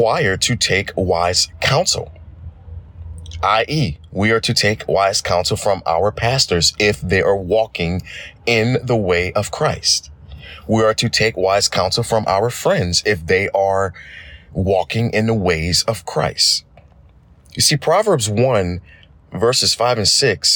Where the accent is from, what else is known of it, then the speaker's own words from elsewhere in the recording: Thibodaux, Louisiana, United States; I am from Thibodaux, Louisiana.